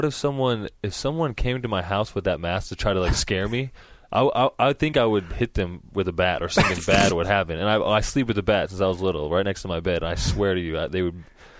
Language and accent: English; Agoura Hills, California, United States; I grew up in Agoura.